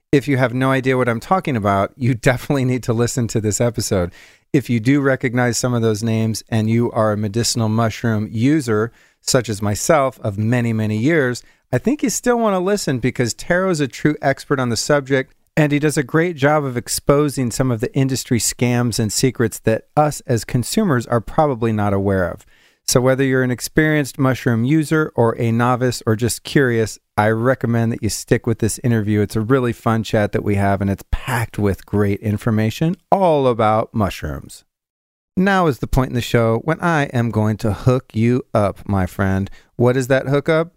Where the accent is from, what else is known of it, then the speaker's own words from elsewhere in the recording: California, United States; I grew up mostly in California